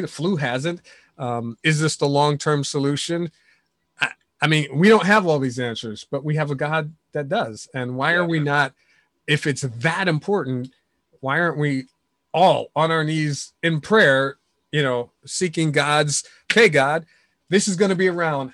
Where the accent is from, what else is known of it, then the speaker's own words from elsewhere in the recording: New York City, New York, United States; moved away; New York City is my hometown